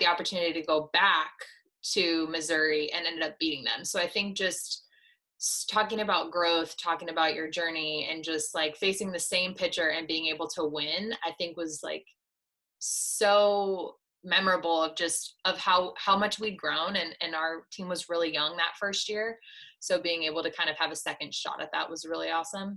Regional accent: Canada; moved away; also born or lived in Mountain View, California, United States; Growing up in Canada

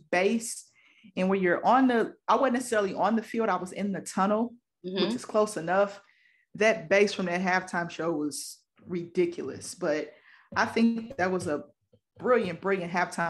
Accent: Oklahoma City, Oklahoma, United States; accent: Southern Midwest twang; now in Philadelphia, United States; I'm from Oklahoma City, so you might hear that little Southern Midwest twang in my voice.

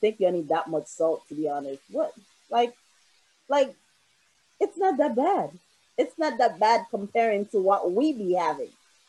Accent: Boston, Massachusetts, United States; now in Brooklyn, United States; I've only been back here for 5 years because I grew up in Boston.

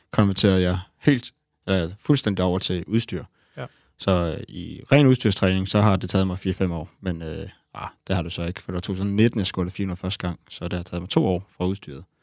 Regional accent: Næstved, Zealand, Denmark; jeg er fra Næstved.

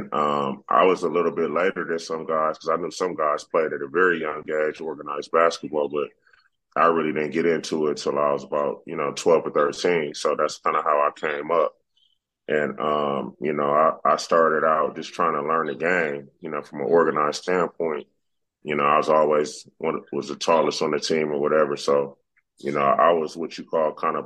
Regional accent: Inglewood, California, United States; growing up in Inglewood, California

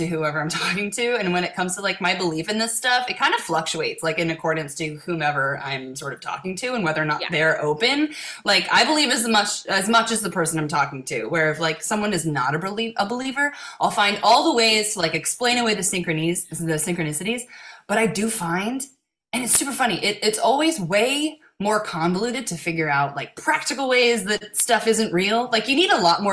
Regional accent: Cincinnati, Ohio, United States; now in Los Angeles, United States; So I grew up in Cincinnati

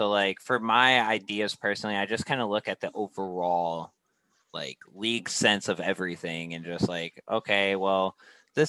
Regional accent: Michigan, United States; I'm from Michigan

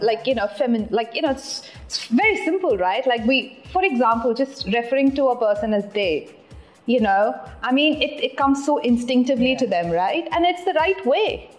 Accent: Delhi, India; moved away as an adult; also born or lived in United Kingdom / Mumbai; growing up in Delhi

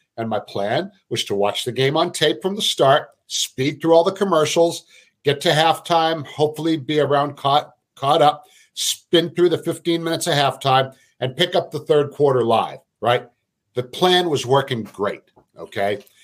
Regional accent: Brockton, Massachusetts, United States; my hometown of Brockton, Massachusetts

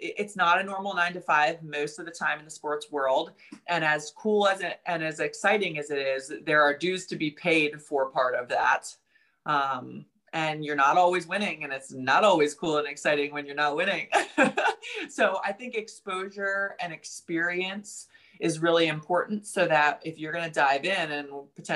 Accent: New Jersey, United States; I'm from New Jersey. I grew up with a mouth a little bit

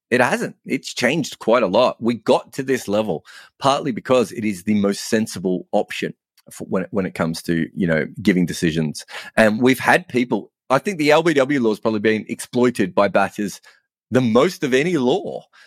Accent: Australia; moved away as an adult; now in England, United Kingdom; me being an Australian

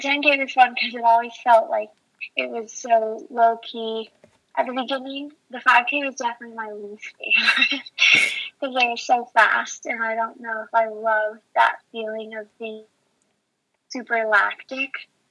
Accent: Salt Lake City, Utah, United States; I'm from Salt Lake City

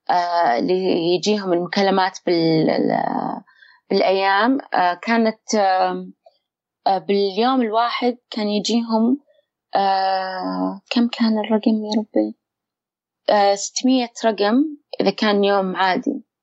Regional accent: Saudi Arabia; بحيث ان نروح وناخذ منهم مدربين ولا يجون عندنا بالسعوديه

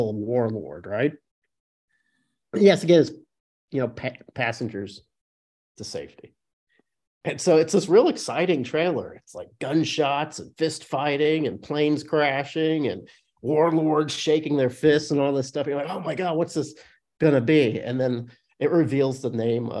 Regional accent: Illinois, United States; I grew up in Illinois

